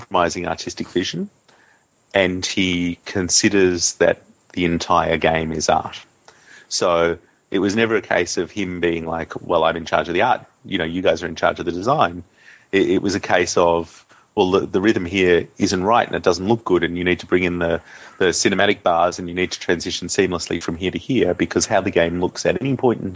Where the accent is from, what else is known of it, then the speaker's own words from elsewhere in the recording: Australia; as a boy growing up in Australia and in country Australia too, which is pretty isolated from the rest of the world.